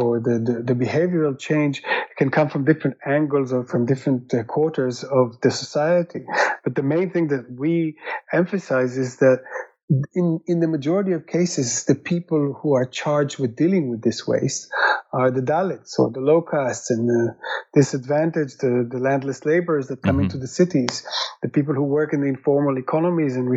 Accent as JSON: {"language": "English", "country": "Israel", "said": "I'm originally from Israel"}